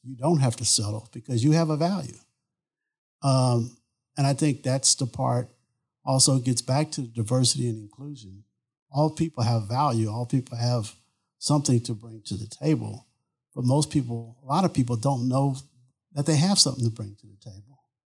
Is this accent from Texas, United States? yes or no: yes; Beaumont, Texas, United States; moved away; I grew up in Southeast Texas. I'm from Beaumont, Texas.